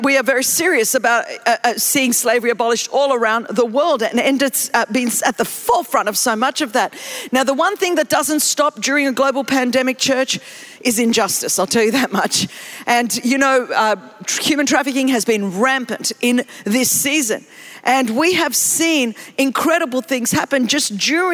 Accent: Greece; I'm from Greece

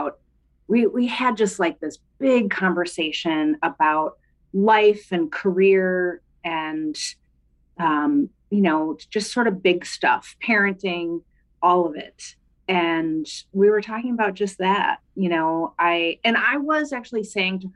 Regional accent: St. Paul, Minnesota, United States; also born or lived in Bellingham, Washington; I grew up in St. Paul, Minnesota, where I live today, where I've spent most of my life

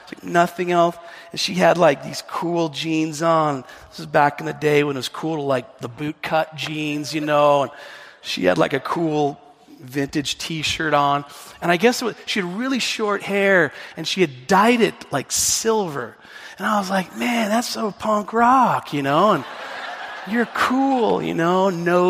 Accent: the Northwest, Pacific Northwest, United States; I'm from the Northwest

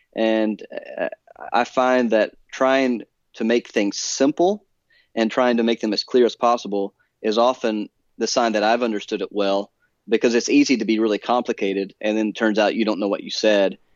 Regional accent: Alabama, United States; moved away as an adult; also born or lived in Edinburgh, Scotland; now in Philadelphia, United States; I grew up in Alabama

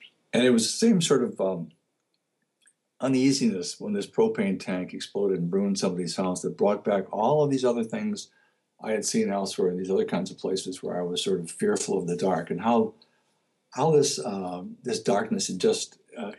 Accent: Detroit, Michigan, United States; also born or lived in Oregon / Virginia; now in Connecticut, United States; where I grew up, which was Detroit

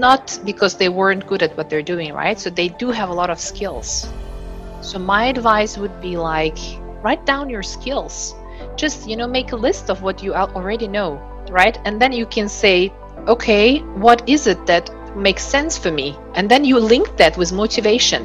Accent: Uzbekistan; now in Aarhus, Denmark; I am originally from Uzbekistan, but currently live in Denmark, city called Aarhus.

